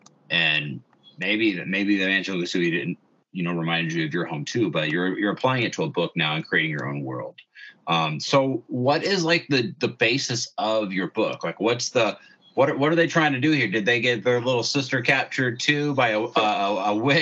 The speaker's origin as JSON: {"language": "English", "region": "Indiana", "country": "United States"}